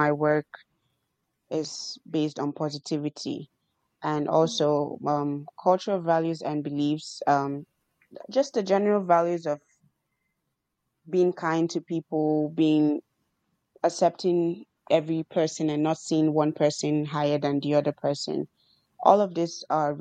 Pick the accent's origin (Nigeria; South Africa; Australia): Nigeria; moved away; I'm a Nigerian